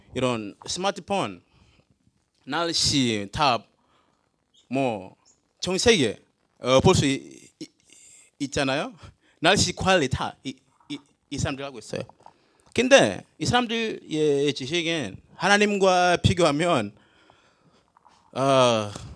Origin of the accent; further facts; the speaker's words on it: Tanzania; Korean is a second language; moved away as an adult; also born or lived in Jecheon, South Korea; now in South Korea; 저는 탄자니아에서 왔어요